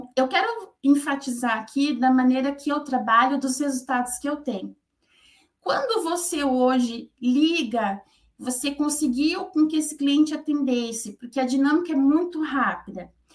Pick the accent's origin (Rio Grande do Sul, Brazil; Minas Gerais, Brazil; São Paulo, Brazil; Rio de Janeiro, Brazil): São Paulo, Brazil; moved away as an adult; now in Curitiba, Brazil; eu sou paulista, né? Eu moro em Curitiba há 24 anos